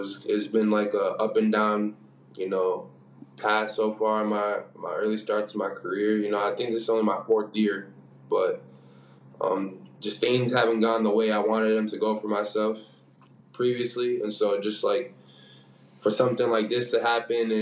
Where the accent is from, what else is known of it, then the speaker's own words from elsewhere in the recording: United States; moved away as an adult; we're all from the States, you know, like, we grew up watching, like, you know, NBA